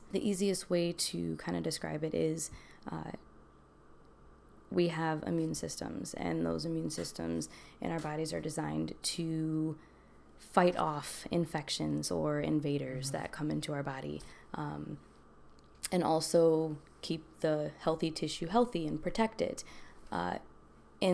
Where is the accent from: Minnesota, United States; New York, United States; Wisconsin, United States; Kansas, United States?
Wisconsin, United States; Milwaukee; I'm originally from Milwaukee, I guess you could say. I was an Army brat, so I kind of lived all over.